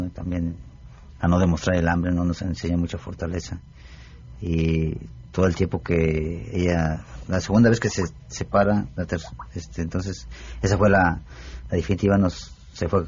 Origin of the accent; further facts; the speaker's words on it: San Luis Potosí, Mexico; born there; ¿En el barrio de Santiago?